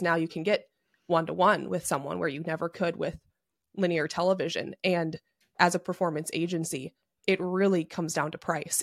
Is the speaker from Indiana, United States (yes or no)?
no; Minnesota, United States; I'm Minnesotan, so I'm pr-, basically Canadian.